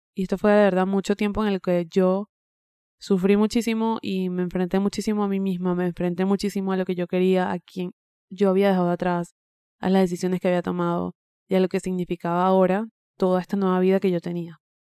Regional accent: Venezuela; moved away as an adult; yo estoy cumpliendo 8 años desde que emigré de mi país natal, de Venezuela

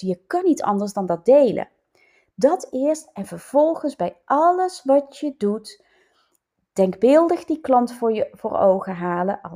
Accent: North Brabant, Netherlands; accent: Brabants; moved away as an adult; now in Leiden, Netherlands; mijn nog steeds Brabants accent, ook al woon ik al, hoe lang? 32 jaar in Leiden, 33 jaar bijna

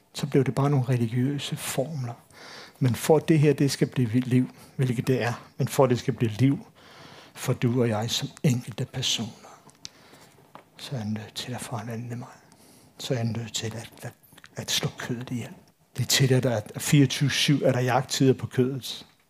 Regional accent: Copenhagen Western Suburbs, Capital Region of Denmark, Denmark; Jeg er født og opvokset på Københavns Vestegn

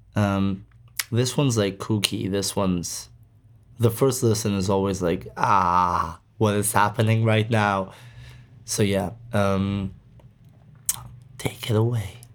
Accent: Greece; we're from Greece

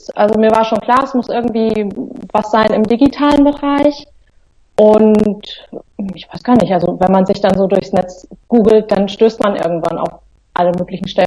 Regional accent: Central Germany, Germany; now in Hamburg, Germany; Ich wohne seit zehn Jahren in Hamburg. Ich komme eigentlich aus, sag mal, Mitteldeutschland.

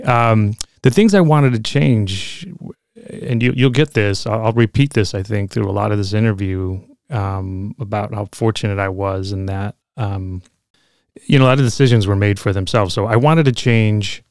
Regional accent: Chicago, Illinois, United States; moved away as an adult; also born or lived in California; now in Oakland, United States; I grew up in Logan Square in Chicago

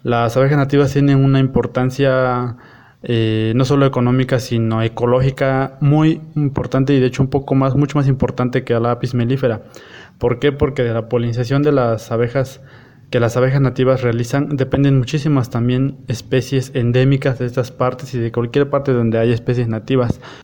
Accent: Eloxochitlán de Flores Magón, Oaxaca, Mexico; soy del municipio de Los Ochitlán de Flores Magón, en la región Cañada del estado de Oaxaca, en la Sierra Mazateca.

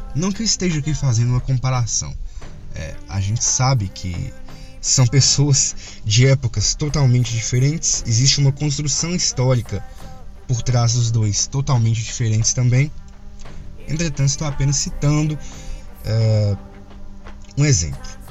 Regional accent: Brazil; nós, brasileiros

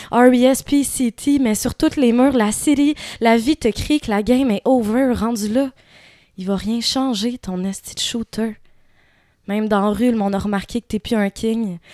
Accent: Quebec, Canada; also born or lived in Morocco / Montreal; J'ai grandi principalement euh, au Québec, mais j'ai passé, entre autres, mon adolescence au Maroc.

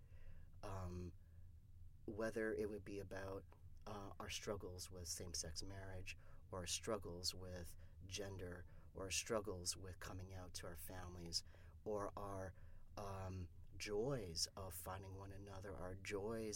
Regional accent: Canada; I'm from Canada

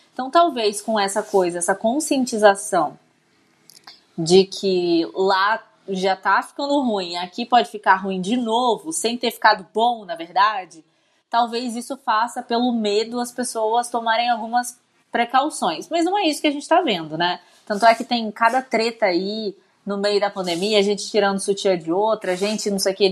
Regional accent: Barra do Piraí, Rio de Janeiro, Brazil; eu nasci em Barra do Piraí

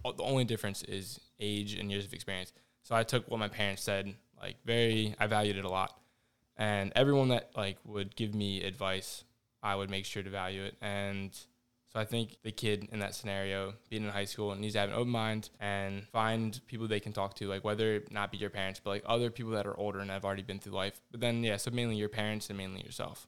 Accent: Annapolis, Maryland, United States; I'm from Annapolis

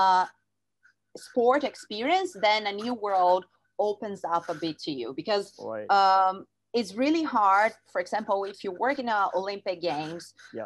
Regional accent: Rio de Janeiro, Brazil; I'm from Rio, Brazil. And I was there in my city

